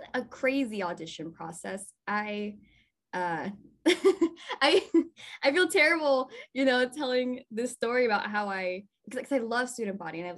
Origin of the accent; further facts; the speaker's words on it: Texas, United States; moved away; I'm not from here. I'm from Texas